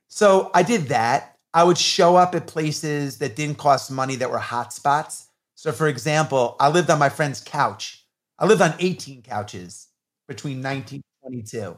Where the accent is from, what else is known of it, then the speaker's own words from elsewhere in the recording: New York, United States; I grew up in New York in the eighties when hip hop was coming on the scene